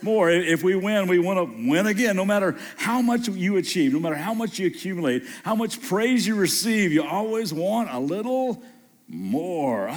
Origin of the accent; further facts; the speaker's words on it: Kentucky, United States; moved away as an adult; also born or lived in Southern California; just moved back to Kentucky and grew up here in Kentucky